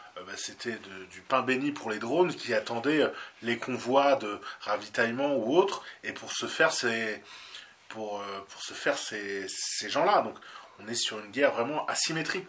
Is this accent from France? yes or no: yes; France; nous, en tant que Français